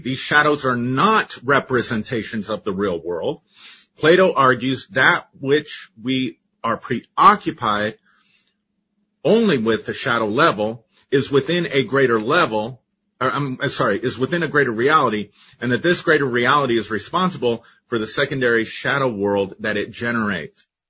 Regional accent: Colorado, United States; I grew up in Colorado, you know, and we have orange sunsets out here.

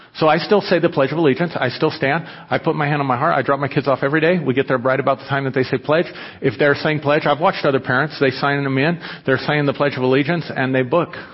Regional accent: United States; I was taught as an American

